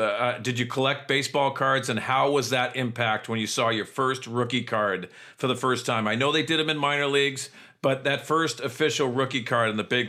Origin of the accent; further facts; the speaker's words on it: East Coast, United States; maybe because I was from the East Coast.